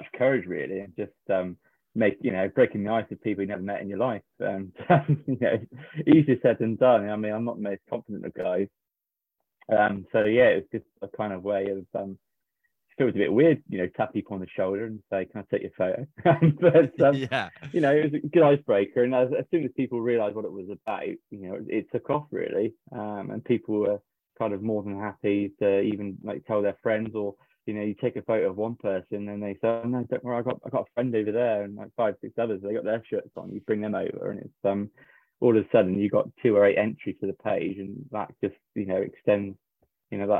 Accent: Somerset, South West England, United Kingdom; I'm from Somerset

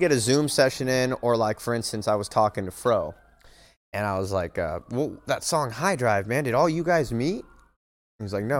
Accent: Bay Area, California, United States; I'm from the Bay Area

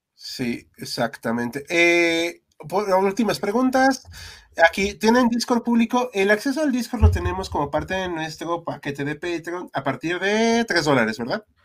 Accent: Mexico; somos mexicanos.

